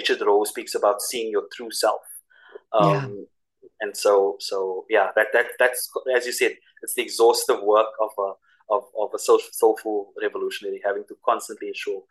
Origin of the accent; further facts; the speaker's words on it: Cape Town, Western Cape, South Africa; for us as South African people, for us as South African Christians